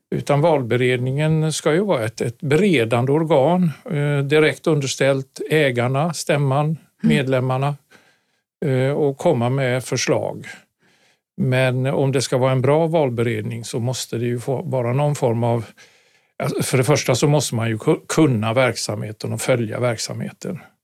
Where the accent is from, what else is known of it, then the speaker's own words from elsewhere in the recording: Gothenburg, Västra Götaland, Sweden; moved away; also born or lived in Karlstad / Stockholm; Jag är göteborgare från mm. början